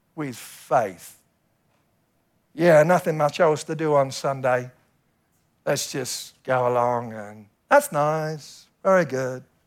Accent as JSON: {"language": "English", "country": "United Kingdom", "said": "we British people"}